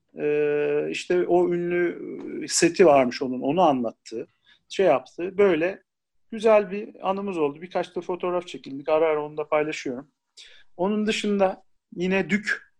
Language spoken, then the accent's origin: Turkish; Ankara, Turkey; also born or lived in Isparta